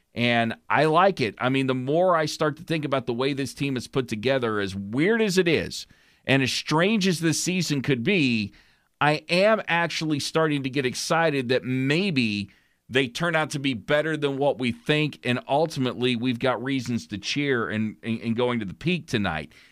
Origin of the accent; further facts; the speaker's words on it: Oklahoma, United States; I'm gonna represent my home state